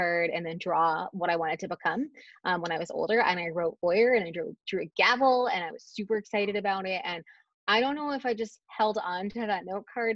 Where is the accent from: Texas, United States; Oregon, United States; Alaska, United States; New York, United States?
Texas, United States; Dallas; moved away as an adult; I'm from the Dallas area, I left for a very long time